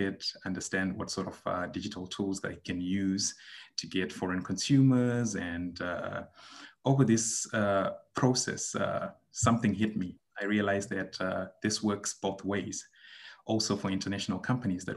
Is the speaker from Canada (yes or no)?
no; Zimbabwe; moved away as an adult; now in Shanghai, China; I am from Zimbabwe. It's a small country in Southern Africa. I basically grew up there